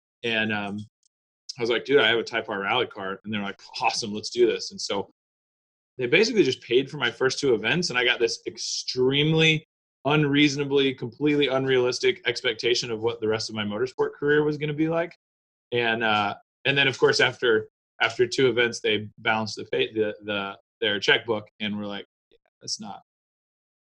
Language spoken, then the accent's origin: English; Austin, Texas, United States; accent: Texas; I grew up in Austin and I was probably 13, I think, when I started playing in a punk rock and hardcore bands here in town